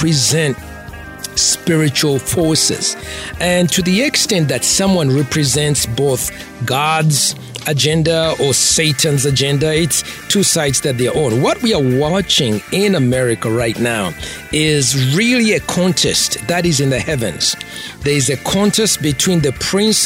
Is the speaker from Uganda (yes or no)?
yes; Masaka, Uganda; moved away as an adult; also born or lived in Kampala, Uganda / New York City, United States / Philadelphia, United States / Las Vegas, United States; I'm from Masaka, you know, deep in the village. I'm raised in, you know, Masaka, Kampala